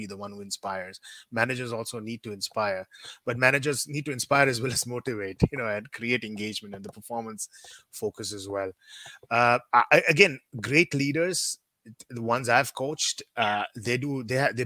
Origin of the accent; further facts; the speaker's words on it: India; moved away; also born or lived in Thailand; being an Indian, we tend to talk very fast